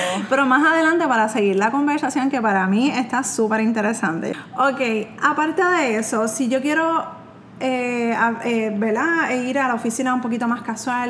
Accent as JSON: {"language": "Spanish", "country": "Puerto Rico", "said": "soy de Puerto Rico"}